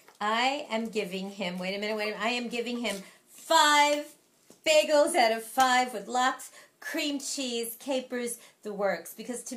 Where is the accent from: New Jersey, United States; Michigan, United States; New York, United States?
New York, United States; New York City; I'm from New York. New Yorkers talk with their hands.